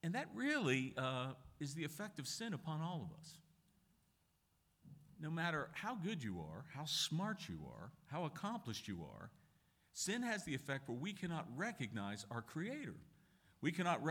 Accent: Pittsburgh, Pennsylvania, United States; moved away; I'm originally from Pittsburgh and I got some Irish blood in me

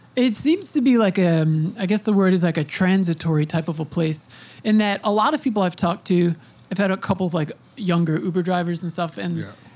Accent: New York, United States; I'm from New York

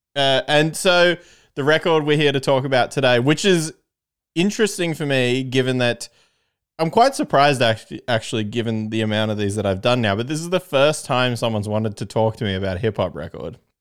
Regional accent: Canberra, Australian Capital Territory, Australia; I'm from Canberra

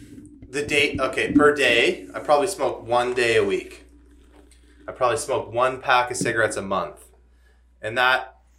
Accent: New Glasgow, Nova Scotia, Canada; moved away; I'm from New Glasgow

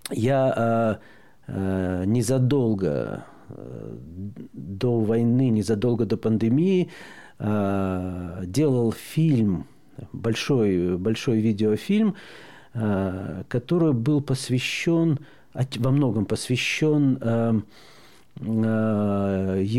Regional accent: Belarus; Э, вот мы, белорусы, говорим, если бы когда у нас в 2020 году, когда нас прессовали

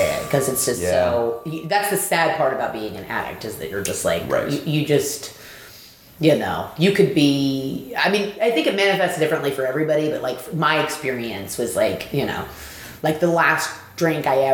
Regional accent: East Coast, United States; born or raised there; also born or lived in Long Beach, California / Maryland / Washington, D.C. / Connecticut

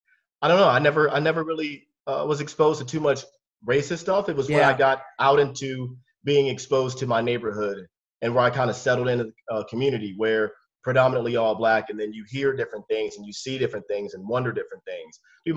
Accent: Germany; born there; I was born in Germany

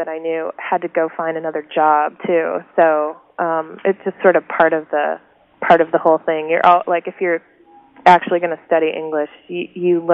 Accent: Oak Park, Illinois, United States; moved away as an adult; also born or lived in Missoula, Montana; now in Portland, Oregon, United States; we all grew up in River Forest and Oak Park

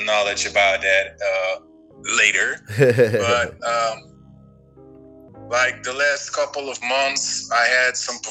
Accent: Netherlands; I'm from Holland

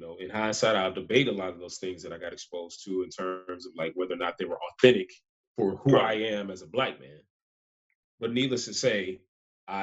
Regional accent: College Park, Georgia, United States; also born or lived in Gwinnett County, Georgia; I grew up in Southside, ATL, College Park, before it was called South Fulton

